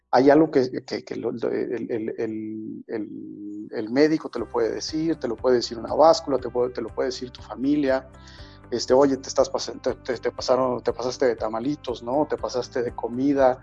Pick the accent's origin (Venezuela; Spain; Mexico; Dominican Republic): Mexico; como mexicanos